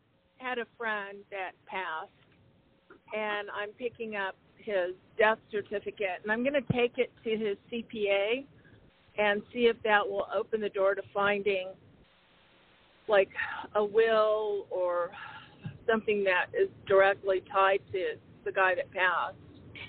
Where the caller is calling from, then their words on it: Arizona, United States; calling from Arizona.